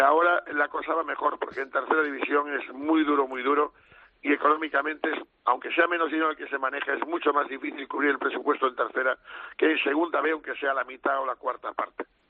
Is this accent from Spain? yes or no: yes; Galicia, Spain; como somos los gallegos